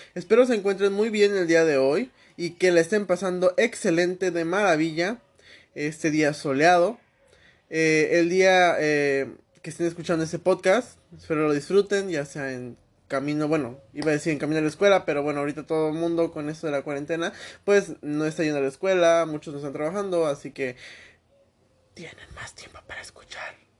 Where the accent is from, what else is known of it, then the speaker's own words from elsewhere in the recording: Mexico; aquí en mi país, México